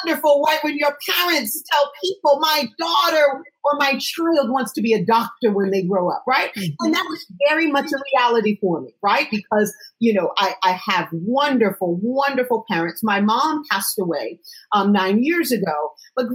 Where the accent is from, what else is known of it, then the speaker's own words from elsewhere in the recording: Connecticut, United States; I am from Connecticut